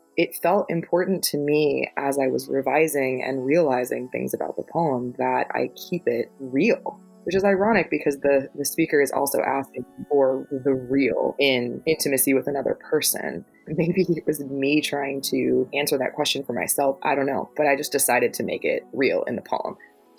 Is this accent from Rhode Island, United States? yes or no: no; Florida, United States; moved away; I'm from Florida, born and raised, and lived there for most of my life